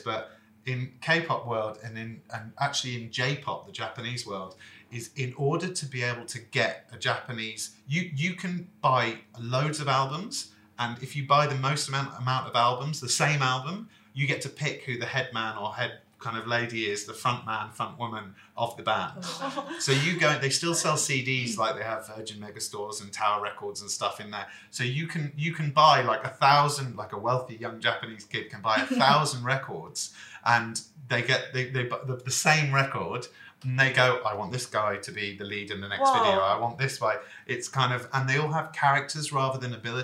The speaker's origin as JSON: {"language": "English", "region": "England", "country": "United Kingdom", "moved": "yes", "said": "as English guys that have lived here"}